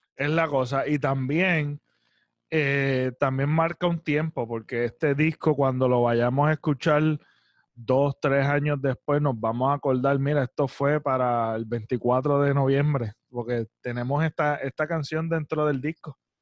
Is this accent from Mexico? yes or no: no; Puerto Rico; me siento orgulloso, mano, de ser boricua